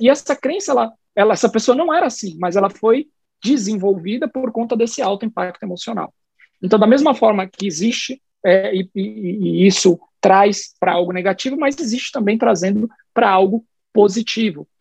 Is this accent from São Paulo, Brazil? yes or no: yes; São Paulo, Brazil; first language Portuguese; moved away as an adult; now in Salvador, Brazil; Eu sou paulistano, sou nascido e criado na cidade de São Paulo